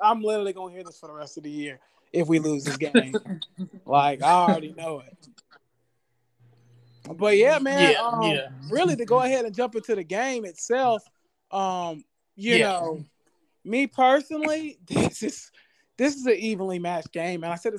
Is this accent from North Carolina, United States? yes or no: yes; Charlotte, North Carolina, United States; I'm from Charlotte.